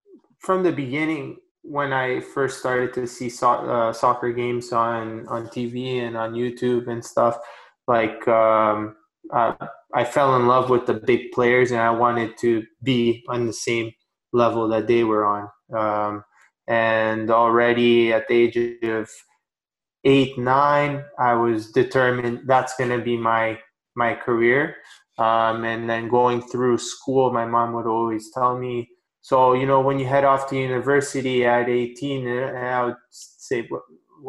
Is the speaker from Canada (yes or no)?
yes; Canada; also born or lived in Romania; I was born in Romania. I moved to Canada when I was 3 years old